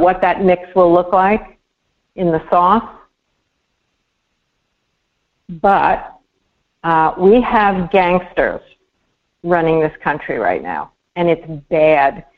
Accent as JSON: {"language": "English", "region": "New York", "country": "United States", "moved": "yes", "said": "I am humiliated as a New Yorker."}